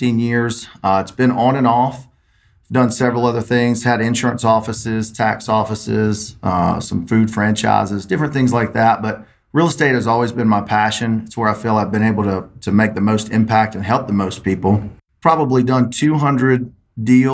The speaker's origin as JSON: {"language": "English", "region": "South Mississippi", "country": "United States", "said": "I'm from South Mississippi, about an hour north of the Gulf of Mexico and middle of nowhere."}